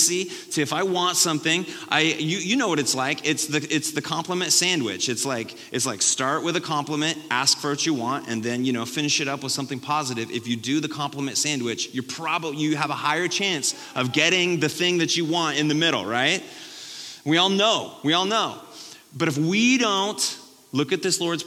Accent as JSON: {"language": "English", "country": "United States"}